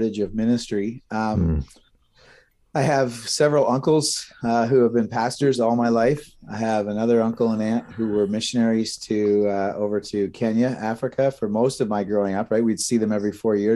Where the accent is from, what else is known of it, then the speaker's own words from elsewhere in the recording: Brantford, Ontario, Canada; also born or lived in Ancaster; we grew up in Brantford, right? So not too far from here